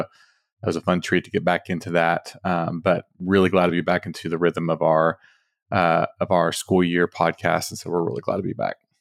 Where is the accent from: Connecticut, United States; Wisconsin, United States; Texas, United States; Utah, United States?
Texas, United States; Dallas–Fort Worth area; we're from Texas, uh, from D F W area